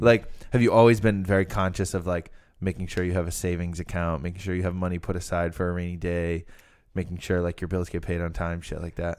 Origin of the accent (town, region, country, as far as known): Rhode Island, United States